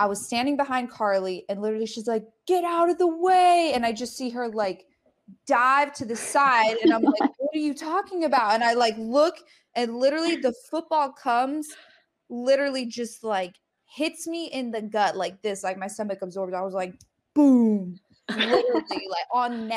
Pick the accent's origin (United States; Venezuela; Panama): United States; Colorado; moved away; I'm from Colorado